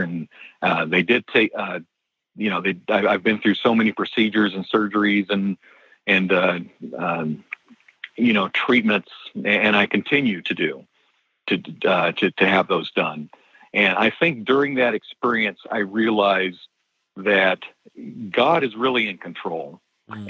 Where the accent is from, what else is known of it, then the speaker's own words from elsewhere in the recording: Southern California, United States; moved away as an adult; also born or lived in Denver, Colorado; I'm actually from Southern California